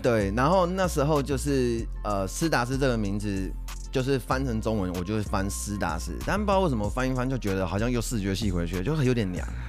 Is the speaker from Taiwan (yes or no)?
yes; Taiwan; 我们台湾人